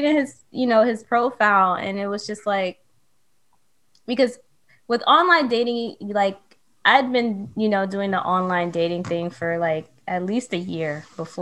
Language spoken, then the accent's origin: English; New York City, New York, United States; now in Brooklyn, United States; I'm from the Bronx. I was born in New York, raised in New York